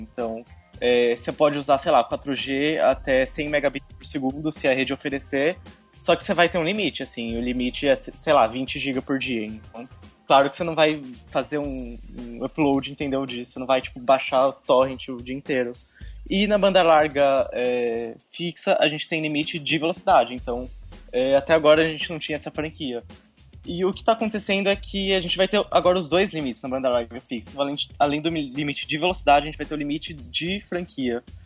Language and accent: Portuguese; Bauru, São Paulo, Brazil; eu sou de Bauru, mas estou aqui em Tupã